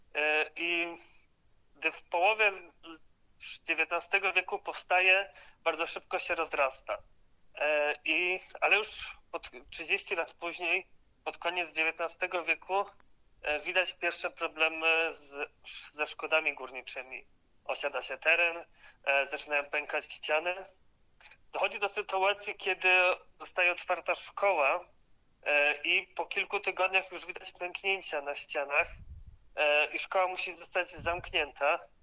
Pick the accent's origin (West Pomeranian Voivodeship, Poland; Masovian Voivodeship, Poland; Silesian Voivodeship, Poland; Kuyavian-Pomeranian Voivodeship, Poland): Silesian Voivodeship, Poland; u nas na Śląsku